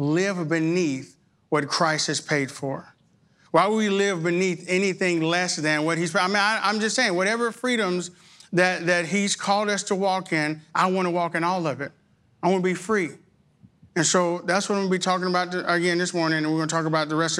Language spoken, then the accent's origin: English; Arkansas, United States; now in Texas, United States; I absolutely was born in Texas. I was raised in Arkansas, but I got back to Texas as soon as I could